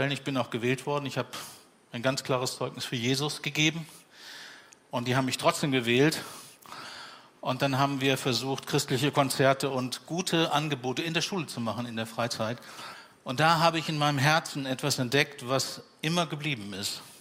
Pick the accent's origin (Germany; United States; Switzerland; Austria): Germany; Bavaria; born there; also born or lived in Siegen / Minden / Leverkusen / Hannover; now in Bremen, Germany; Bremen ist mein 13. Lebensort. Geboren in Franken, also in Bayern, und dann waren die Stationen